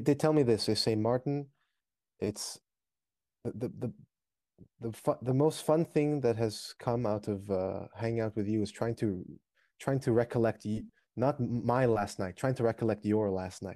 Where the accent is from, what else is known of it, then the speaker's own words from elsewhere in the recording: China; moved away; went to RISD from my hometown in China.